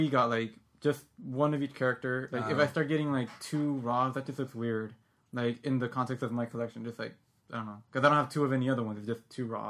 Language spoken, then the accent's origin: English; United States; we're American